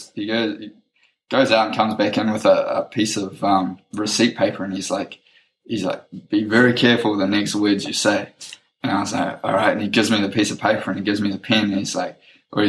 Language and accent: English; New Zealand; I'm like, New Zealand.